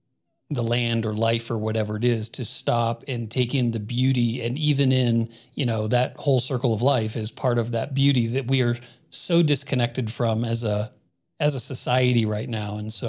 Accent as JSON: {"language": "English", "town": "Miami", "region": "Florida", "country": "United States", "tie": "born or raised there", "also_born_or_lived": "Phoenix", "said": "but I grew up in Miami and then Phoenix, and so I'm much more of a city boy and stuff."}